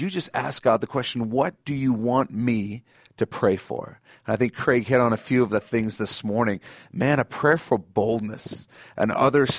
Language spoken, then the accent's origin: English; South Africa; moved away; I grew up in South Africa, and they still made us say it in our school assembly every week.